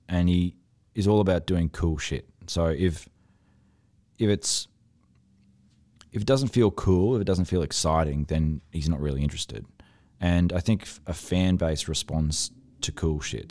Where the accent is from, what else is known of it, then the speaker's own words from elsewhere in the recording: Toowoomba, Queensland, Australia; I'm from Toowoomba